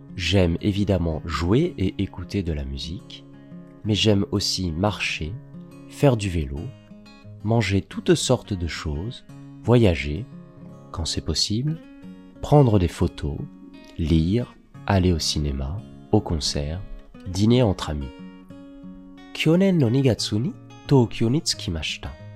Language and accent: French; Paris, Île-de-France, France; also born or lived in Strasbourg; je suis né en janvier à Paris.